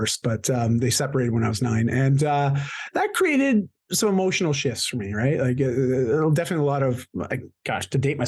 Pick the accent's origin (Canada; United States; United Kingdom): Canada; I'm Canadian.